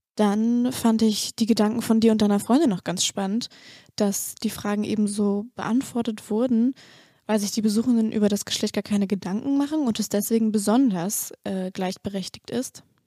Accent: the North, Northern Germany, Germany; ich komme ja auch aus dem Norden.

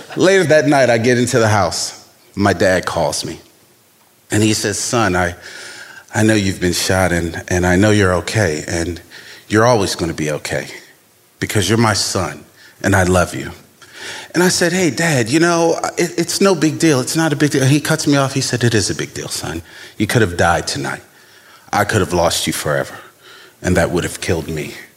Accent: Baltimore, Maryland, United States; young black man growing up in Baltimore

